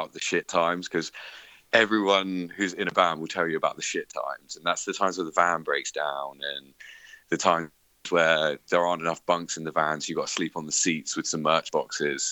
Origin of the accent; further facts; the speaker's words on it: Bournemouth, South West England, United Kingdom; I'm from Bournemouth, and there's like a nice beach in Bournemouth. I'm very happy with where I live.